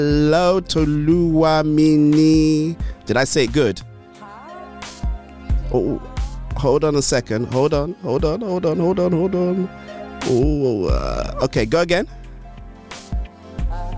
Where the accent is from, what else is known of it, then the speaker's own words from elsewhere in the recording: Ondo, Nigeria; I'm from Ondo Town.